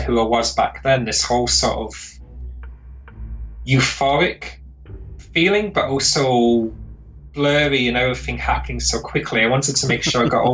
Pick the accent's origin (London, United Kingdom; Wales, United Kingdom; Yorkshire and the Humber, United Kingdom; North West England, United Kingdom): North West England, United Kingdom; Lancaster; moved away as an adult; also born or lived in Glasgow, Scotland; I moved from Lancaster in Northern England to Glasgow in Scotland